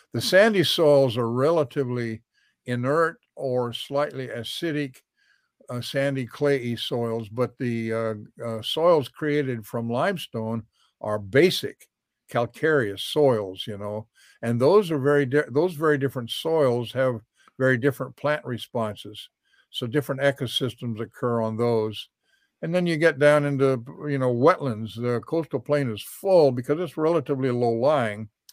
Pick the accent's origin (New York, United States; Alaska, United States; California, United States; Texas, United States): Alaska, United States; now in Florida, United States; I've been in Florida sixty years. I came here from Alaska where I was raised